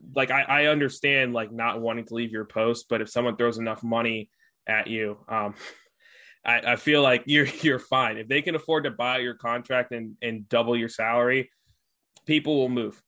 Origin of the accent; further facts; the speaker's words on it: United States; as an American